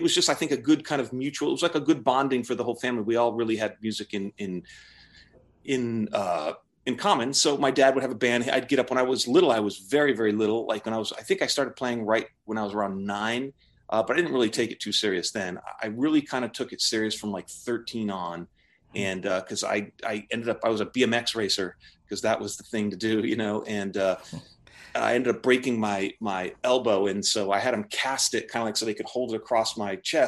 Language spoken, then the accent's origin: English; Connecticut, United States; I grew up in Connecticut, ultimately, kind of right in the middle, and moved around a bunch there